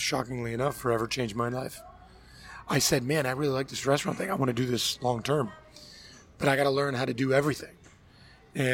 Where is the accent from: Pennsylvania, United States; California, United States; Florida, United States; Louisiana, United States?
Florida, United States; Miami; also born or lived in Hialeah; I grew up in Miami. I was born in Hialeah.